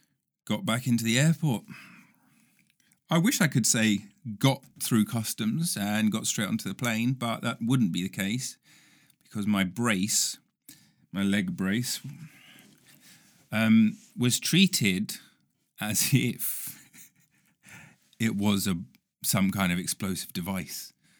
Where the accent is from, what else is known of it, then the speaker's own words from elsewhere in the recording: United Kingdom; ancient, in US terms, ancient, you know, as a Brit.